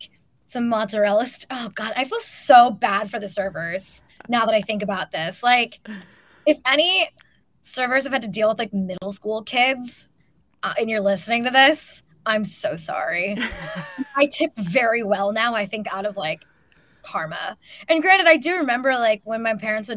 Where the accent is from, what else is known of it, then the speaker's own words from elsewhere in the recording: Folsom, California, United States; my hometown in Folsom